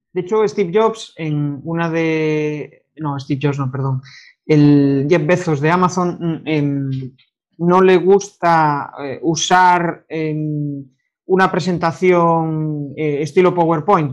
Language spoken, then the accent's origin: Spanish; Galicia, Spain; como buen gallego